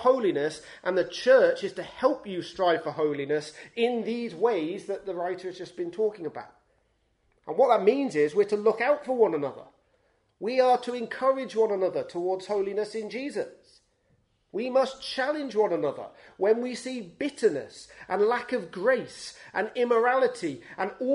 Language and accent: English; United Kingdom; we're British